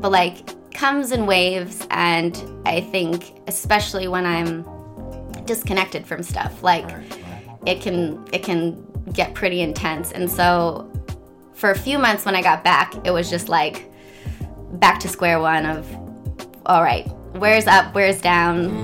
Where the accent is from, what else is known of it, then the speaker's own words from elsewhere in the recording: Washington Crossing, Pennsylvania, United States; moved away as an adult; also born or lived in Philadelphia / Mumbai / Paris; now in New York, United States; I grew up in a l- little town called Washington Crossing